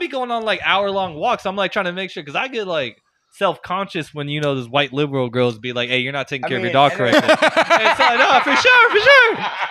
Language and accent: English; South Carolina, United States; I'm from South Carolina.